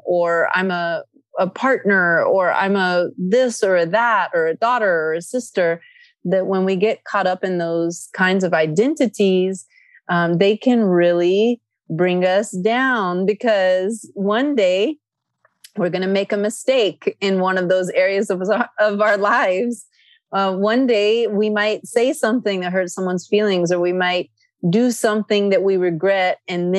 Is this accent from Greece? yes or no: yes; Athens, Attica, Greece; English is a second language; I grew up in Greece. I was born in Athens, Greece